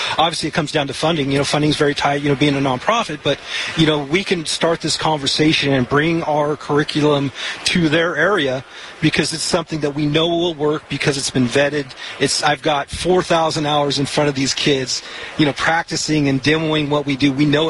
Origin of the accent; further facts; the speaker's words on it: Oregon, United States; I mean, depending on where we're going, obviously we're from Oregon, and, we've had success there.